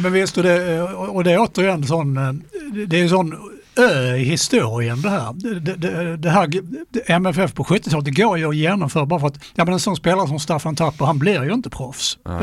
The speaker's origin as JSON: {"language": "Swedish", "region": "Skåne", "country": "Sweden", "said": "som skåning kan jag ju säga"}